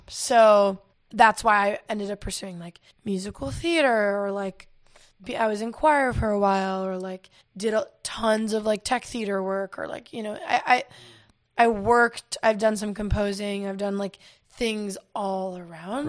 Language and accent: English; Asheville, North Carolina, United States; moved away as an adult; also born or lived in Florida; now in Los Angeles, United States; I, um, live in Asheville since I was four, and that's just where, I mean, I was born in Florida, but I moved to Asheville, and that's, like, all my formative time